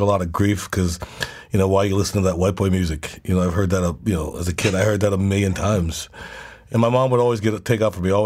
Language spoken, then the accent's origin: English; Charleston, South Carolina, United States; I love people in my hometown, and I love living there